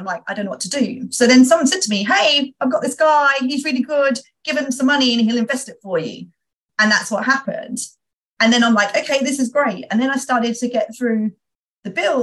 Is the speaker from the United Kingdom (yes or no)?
yes; United Kingdom; being a Brit